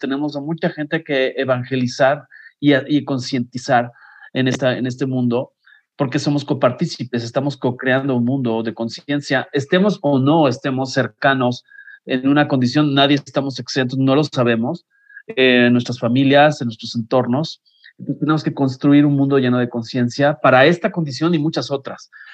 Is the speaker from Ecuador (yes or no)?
no; Mexico; como mexicanos